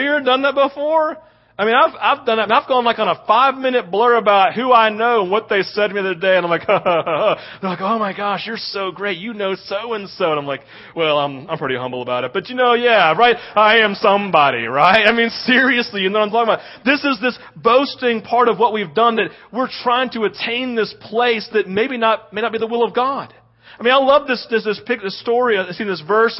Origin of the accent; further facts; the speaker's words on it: the South, United States; We live it growing up in the South